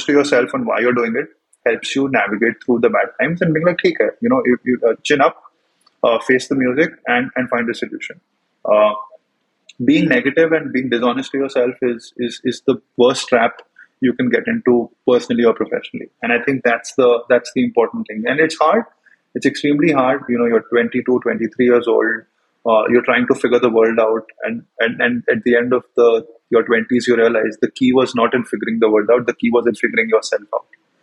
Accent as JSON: {"language": "English", "country": "India", "tie": "born or raised there", "also_born_or_lived": "United States", "moved": "as an adult", "said": "growing up in India"}